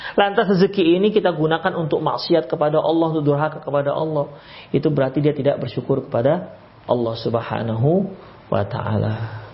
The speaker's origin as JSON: {"language": "Indonesian", "town": "Medan", "region": "North Sumatra", "country": "Indonesia", "said": "kami orang Medan"}